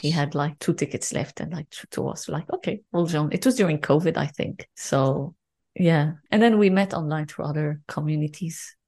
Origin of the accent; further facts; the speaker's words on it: Lebanon; I'm, I'm from Lebanon